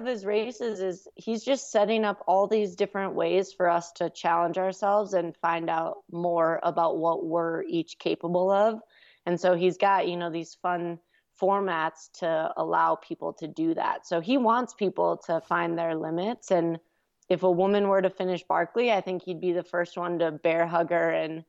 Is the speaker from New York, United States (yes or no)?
no; Minnesota, United States; I'm from Minnesota, so we I've experienced very cold weather.